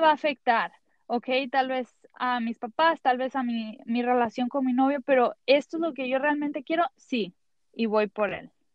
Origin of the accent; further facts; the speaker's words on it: Mexico; soy mexicana